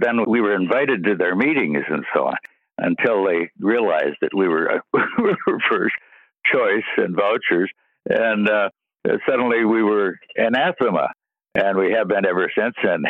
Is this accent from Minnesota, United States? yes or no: yes; Duluth, Minnesota, United States; my hometown, Duluth